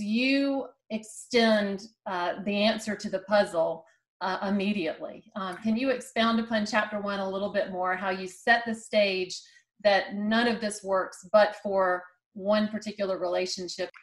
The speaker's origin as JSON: {"language": "English", "region": "South Carolina", "country": "United States", "tie": "born or raised there", "said": "I'm a South Carolinian and I'm kind of partial to anybody from my home state"}